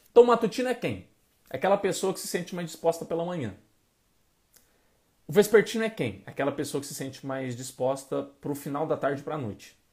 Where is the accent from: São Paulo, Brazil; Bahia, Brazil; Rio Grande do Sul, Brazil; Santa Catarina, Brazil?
Bahia, Brazil; Salvador; Falei, eu sou de Salvador, funciona melhor à noite.